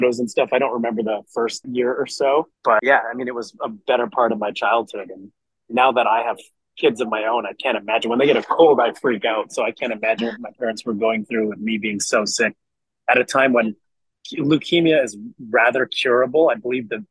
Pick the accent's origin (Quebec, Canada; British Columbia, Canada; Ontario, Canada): Quebec, Canada; Montreal; growing up in Montreal, Canada. And so, yeah, I definitely play hockey and speak French